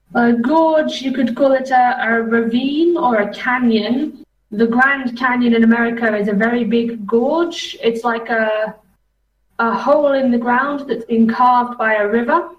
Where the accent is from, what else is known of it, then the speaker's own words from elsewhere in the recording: England, United Kingdom; now in Czech Republic; as an English person